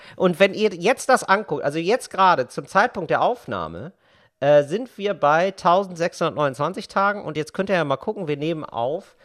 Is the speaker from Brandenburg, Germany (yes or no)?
no; Geldern, North Rhine-Westphalia, Germany; now in Berlin, Germany; in meinem Dorf in Geldern, in meiner Kleinstadt